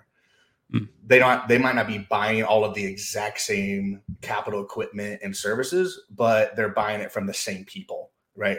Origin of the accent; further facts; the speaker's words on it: Knoxville, Tennessee, United States; growing up in the States, down in, kind of in the South in Knoxville, Tennessee.